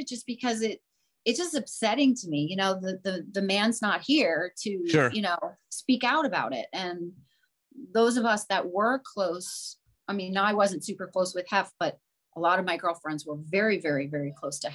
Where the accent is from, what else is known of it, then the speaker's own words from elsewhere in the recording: Florida, United States; moved away as an adult; now in California, United States; I grew up in Florida, born and raised.